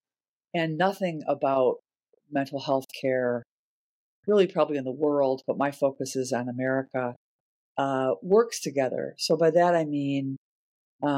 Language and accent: English; Chicago, Illinois, United States; I grew up in Chicago as the 4th kid in a family of 8 kids